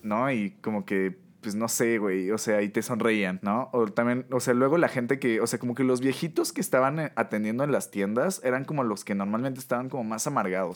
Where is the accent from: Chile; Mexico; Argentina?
Mexico